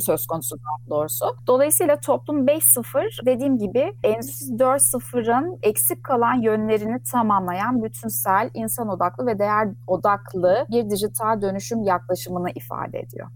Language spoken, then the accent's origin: Turkish; Ankara, Turkey; moved away as an adult; also born or lived in London; now in Istanbul, Turkey; Ben 1978 Ankara doğumluyum